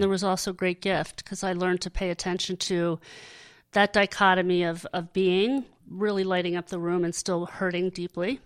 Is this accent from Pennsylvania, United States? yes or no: yes; Hershey, Pennsylvania, United States; I grew up in Hershey